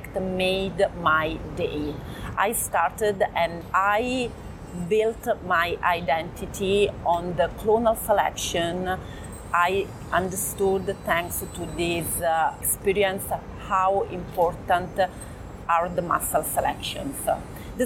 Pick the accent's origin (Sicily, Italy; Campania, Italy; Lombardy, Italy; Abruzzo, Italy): Abruzzo, Italy; I'm a producer from Abruzzo